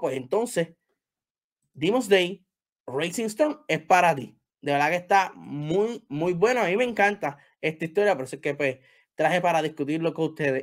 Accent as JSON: {"language": "Spanish", "country": "Puerto Rico", "said": "Yo soy de Puerto Rico"}